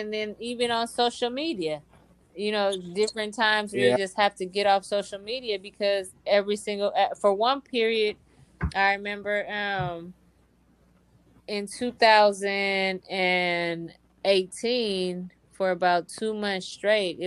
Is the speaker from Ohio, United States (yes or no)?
no; Oakland, California, United States; I grew up in East Oakland